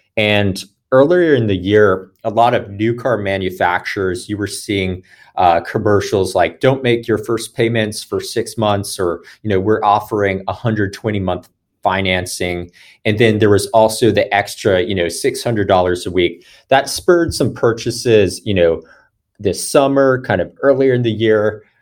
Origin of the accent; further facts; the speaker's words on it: Atlanta, Georgia, United States; I am born and raised in Atlanta, Georgia